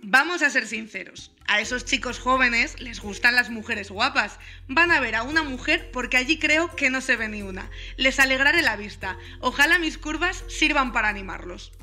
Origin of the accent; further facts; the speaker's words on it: Valladolid, Castile and León, Spain; de Valladolid